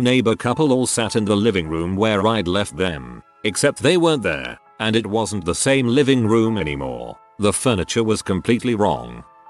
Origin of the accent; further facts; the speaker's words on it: San Diego, California, United States; I was born in San Diego, and lived in a poorer suburb of San Diego as a child. I lived at an apartment complex called Lemonvine Apartments